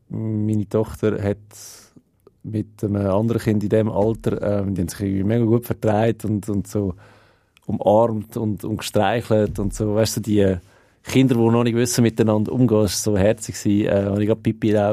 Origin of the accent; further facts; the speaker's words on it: Switzerland; wir sind Schweizer